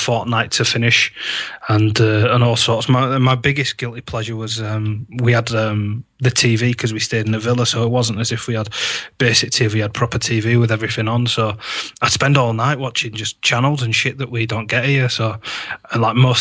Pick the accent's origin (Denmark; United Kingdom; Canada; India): United Kingdom; Yorkshire and the Humber; I'm very happy to be home. I get a bit homesick if I'm away from Yorkshire for more than a fortnight